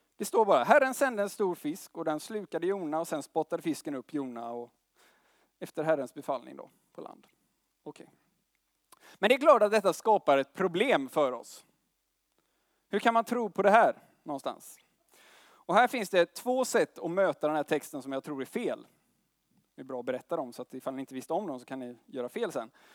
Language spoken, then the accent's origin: Swedish; Gothenburg, Västra Götaland, Sweden; Jag kommer från Göteborg